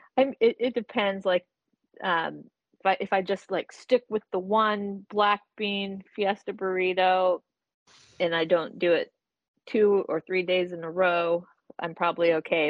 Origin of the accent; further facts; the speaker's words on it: Portland, Oregon, United States; I grew up in Portland, actually, in Northeast